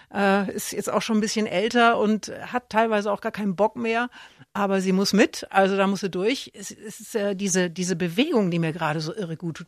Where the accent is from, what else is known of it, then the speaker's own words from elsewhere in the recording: Erlangen, Bavaria, Germany; moved away; ich komme ja aus Erlangen